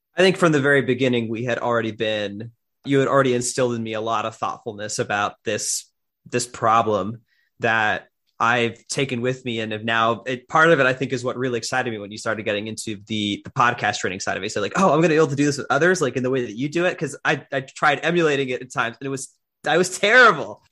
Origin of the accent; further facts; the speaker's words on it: Miami, Florida, United States; I am originally from Miami, Florida